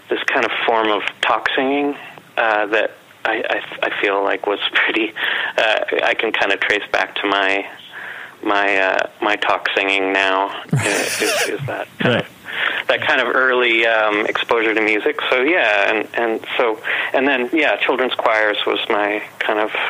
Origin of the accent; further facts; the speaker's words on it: Winnipeg, Manitoba, Canada; So uh, I've been here all my 45 years, and yeah.